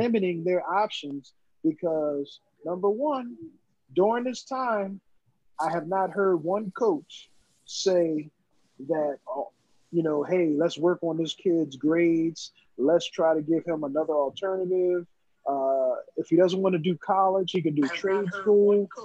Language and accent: English; Philadelphia, Pennsylvania, United States; grew up in North Philly and Southwest Philly